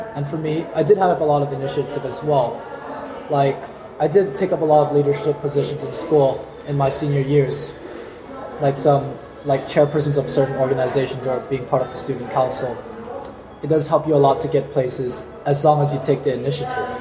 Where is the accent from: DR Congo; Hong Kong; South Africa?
Hong Kong; now in Pamplona, Spain; I'm from Hong Kong. And in Hong Kong, you see, I'm not exactly originated from China.